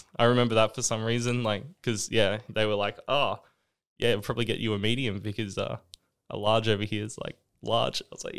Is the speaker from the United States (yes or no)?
no; Australia; And I think that's interesting because I think especially being Australian, a lot of the American culture like just loves that.